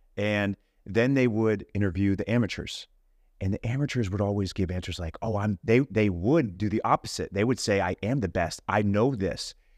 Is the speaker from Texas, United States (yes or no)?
yes; Houston, Texas, United States; I grew up in Houston, Texas